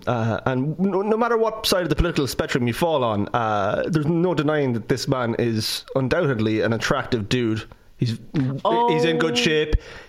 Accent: Midlands, Ireland; I'm from the Midlands.

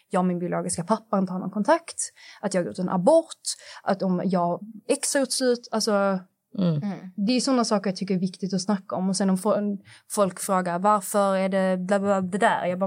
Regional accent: Skåne, Sweden; accent: Scanian; jag lever med han dygnet runt, så min skånska anpassar sig lite efter honom.

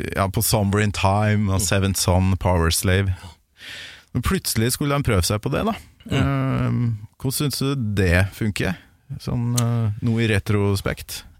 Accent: Kolvereid, Trøndelag, Norway; hjemme på Kolvereid

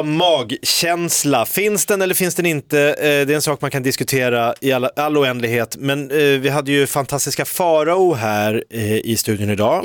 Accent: Stockholm, Stockholm County, Sweden; som stockholmare

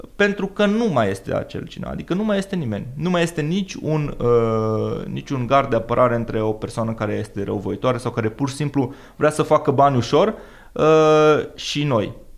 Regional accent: Romania; noi și ca și români

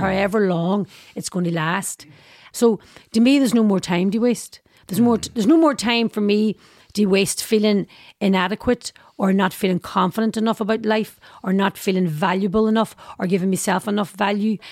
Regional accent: Derry, Northern Ireland, United Kingdom; my life growing up in Derry

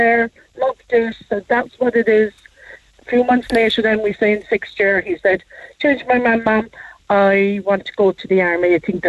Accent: Cork, County Cork, Ireland; We're from Greenmount.

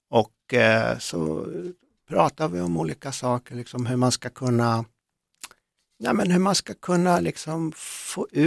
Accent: Västergötland, Skaraborg, Västra Götaland, Sweden; I mina hemtrakter är det ju så, Västergötland där nere och runt mm. i Skaraborg

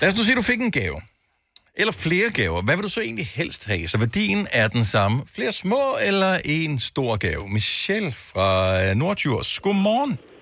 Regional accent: Denmark

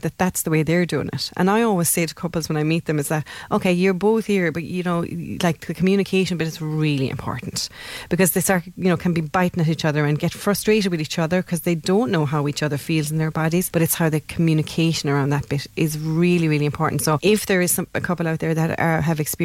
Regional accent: Ireland; we're Irish

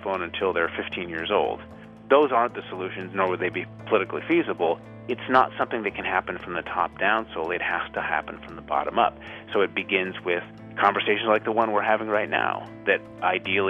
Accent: United States; I'm an American author

